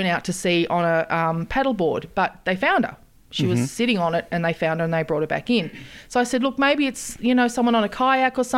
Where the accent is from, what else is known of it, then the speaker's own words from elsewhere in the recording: Queensland, Australia; I'm from Queensland.